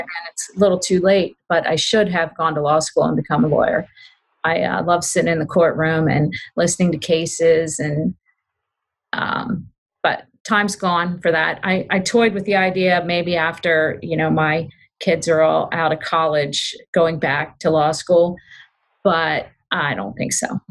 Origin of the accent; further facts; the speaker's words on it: Glen Burnie, Severna Park, Annapolis, Maryland, United States; also born or lived in western Pennsylvania; they um, eventually left their hometown in western Pennsylvania, where I was born, and moved to Glen Burnie, Maryland